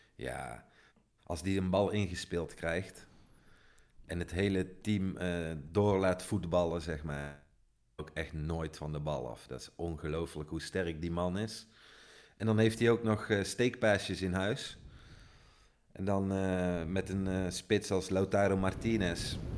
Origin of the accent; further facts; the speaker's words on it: Netherlands; now in Italy; Zeggen wij dan als Nederlanders